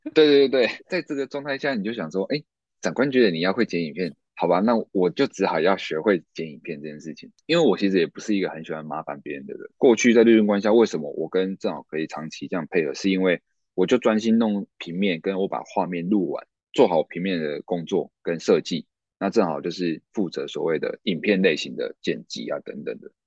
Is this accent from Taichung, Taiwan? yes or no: yes; Taichung, Taiwan; 因为我是住台中，那嗯。清水高中算是成绩还不错的一个高中嗯。那我，我的成绩是能够上台中二中的，但是因为台中二中离我老家无期太远了